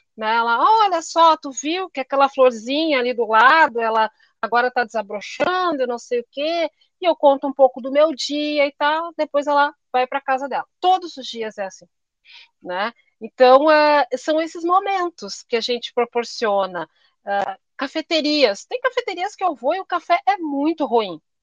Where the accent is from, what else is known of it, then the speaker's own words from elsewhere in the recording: Brazil; a gente é brasileiro